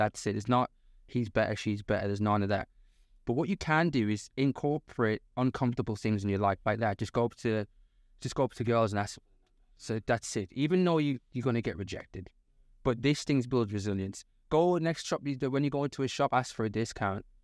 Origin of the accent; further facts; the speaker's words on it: the north of England, United Kingdom; moved away; also born or lived in London; I'm from the North